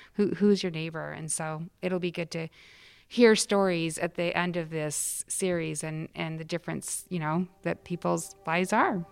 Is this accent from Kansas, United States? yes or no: no; Salt Lake City, Utah, United States; moved away; I grew up in Salt Lake City, Utah